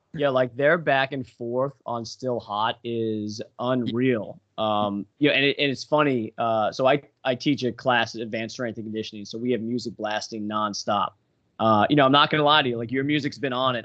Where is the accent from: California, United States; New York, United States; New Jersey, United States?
New York, United States; Long Island; I grew up in New York on Long Island